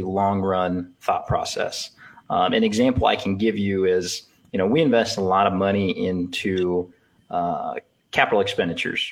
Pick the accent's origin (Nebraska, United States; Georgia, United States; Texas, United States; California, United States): Nebraska, United States; Elgin; also born or lived in Lincoln, Nebraska; I'm a Northeast Nebraska farm kid. I grew up in Elgin, Nebraska, southern Antelope County